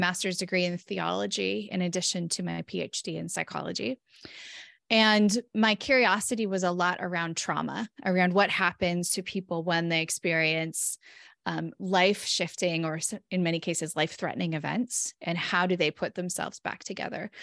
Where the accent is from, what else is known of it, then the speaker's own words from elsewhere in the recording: California, United States; moved away as an adult; now in Minnesota, United States; born and raised in California